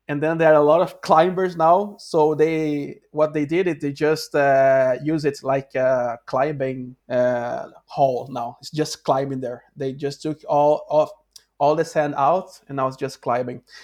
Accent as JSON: {"language": "English", "region": "Rio de Janeiro", "country": "Brazil", "second_language": "English", "moved": "as an adult", "lives_now": "Norway", "said": "I'm from Rio de Janeiro"}